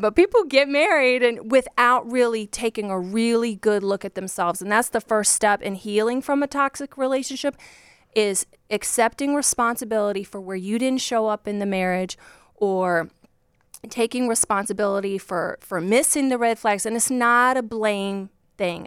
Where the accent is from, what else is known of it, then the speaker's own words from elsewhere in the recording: Virginia, United States; I grew up just like a poor country girl from Virginia. That's where I'm from